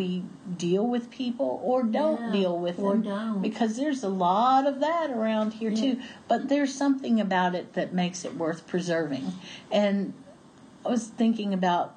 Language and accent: English; Appalachia, United States; I really am that Appalachian girl